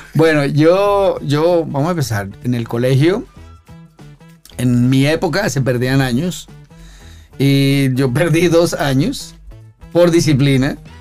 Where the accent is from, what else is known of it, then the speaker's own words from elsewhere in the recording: Bogotá, Colombia; moved away as an adult; yo soy colombiano. ¿Cómo? Bogotano